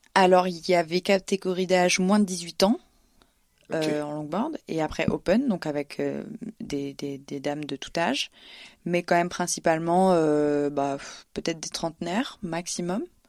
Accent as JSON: {"language": "French", "country": "Réunion", "tie": "born or raised there", "also_born_or_lived": "Le Port, Réunion / Basque Country, France", "moved": "as an adult", "lives_now": "Paris, France", "said": "j'ai grandi à La Réunion où j'ai appris à surfer et faire de la musique là-bas aussi"}